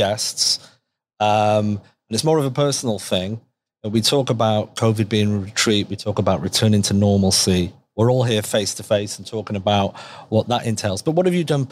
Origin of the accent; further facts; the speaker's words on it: United Kingdom; now in Canada; obviously I'm from the United Kingdom, but I live in Canada